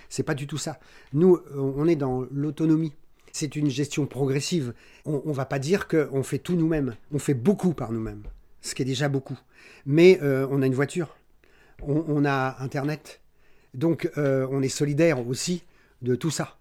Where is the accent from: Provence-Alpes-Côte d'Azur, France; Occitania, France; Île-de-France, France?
Île-de-France, France; Paris; moved away as an adult; on est parisien d'origine, euh, Paris 14e et 15e arrondissement